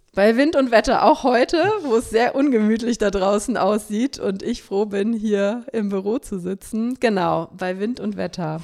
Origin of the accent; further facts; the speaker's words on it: Cologne, North Rhine-Westphalia, Germany; ich bin am Rande von Köln aufgewachsen, im suburbanen Raum kann man es sagen